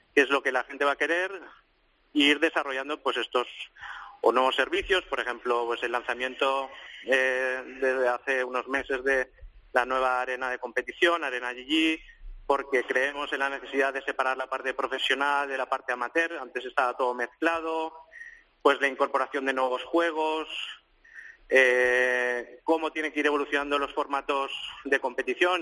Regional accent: Mollet del Vallès, Catalonia, Spain; en mi pueblo, en Molles del Vallés, un pueblecito cerca de Barcelona

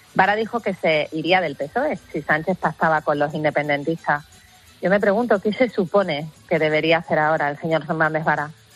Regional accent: Extremadura, Spain; el campo extremeño y mi tierra es campo, es agricultura, es ganadería

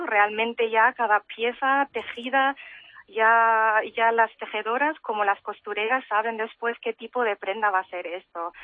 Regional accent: Germany; moved away as an adult; also born or lived in Barcelona; now in Mallorca, Spain; yo he nacido y crecido y he hecho la educación en Alemania

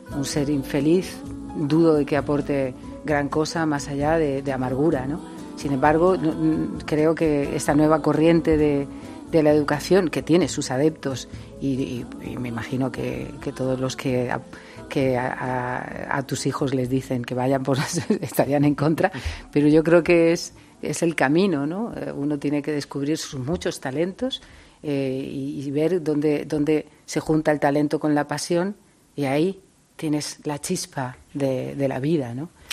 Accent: Spain; Siendo español

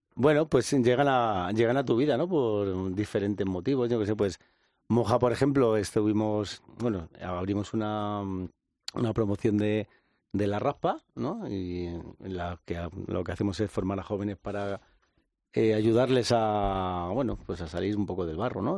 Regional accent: Madrid, Community of Madrid, Spain; yo soy un joven de Vallecas

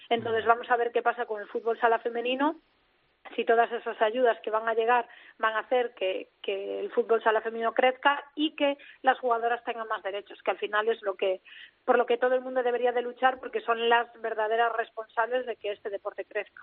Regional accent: Ourense, Galicia, Spain; no es que yo sea de Urense, que ya lo sabéis, que yo tiro mucho para mi tierra

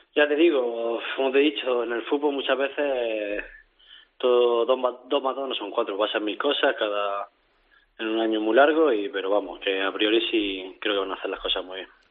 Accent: Region of Murcia, Spain; yo soy de aquí de Murcia

